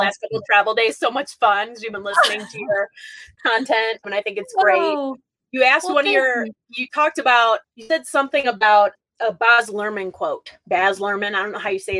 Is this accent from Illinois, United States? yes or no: yes; Chicago, Illinois, United States; moved away as an adult; also born or lived in North Carolina; I sound like I'm from Chicago because I am